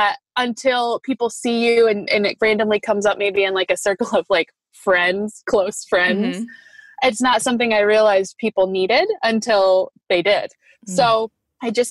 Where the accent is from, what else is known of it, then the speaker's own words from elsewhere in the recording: Grand Rapids, Michigan, United States; I am from Grand Rapids, Michigan. And I was born and raised here, kind of moved around a lot